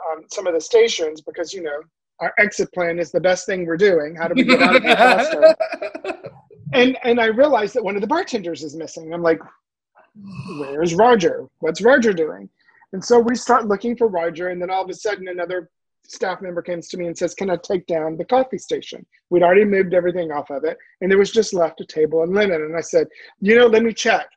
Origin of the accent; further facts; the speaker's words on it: the South, United States; accent: Southern drawl; moved away; I'm originally from the South